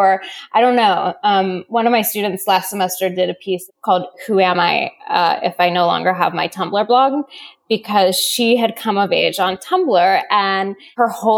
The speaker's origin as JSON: {"language": "English", "town": "Seattle", "region": "Washington", "country": "United States", "tie": "born or raised there", "said": "I grew up in Seattle."}